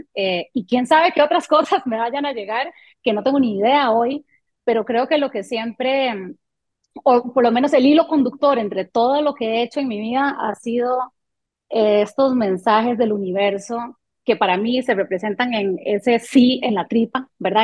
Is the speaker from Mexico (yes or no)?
no; Costa Rica; first language French; Spanish is a second language; also born or lived in Canada / Colombia; yo llegué a Costa Rica cuando tenía tres años, no hablaba español solo hablaba francés. Y em, mi padre muere cuando yo tengo 13 años y este, entonces me, crió mi, mamá aquí en Costa Rica